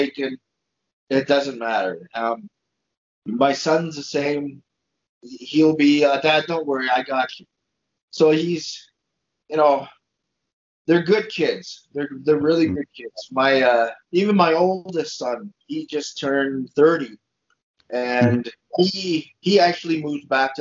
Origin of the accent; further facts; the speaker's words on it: Montreal, Quebec, Canada; now in Alberta, Canada; I'm from Montreal